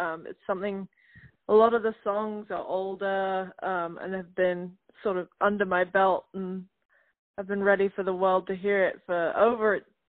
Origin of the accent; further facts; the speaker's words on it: South West England, United Kingdom; now in Nashville, United States; But I grew up in Gloucestershire, England, which is probably the word that you can't pronounce.